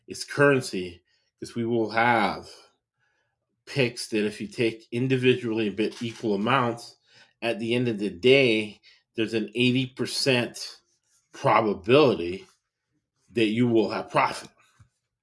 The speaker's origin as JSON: {"language": "English", "region": "West Coast", "country": "United States", "said": "I'm from the West Coast."}